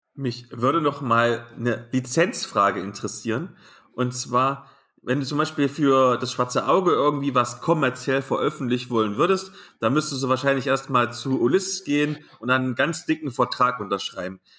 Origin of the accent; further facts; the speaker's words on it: near Nordhausen, Thuringia, Germany; moved away; Nordhausen liegt gar nicht so weit weg von diesem kleinen Kaff, wo ich aufgewachsen bin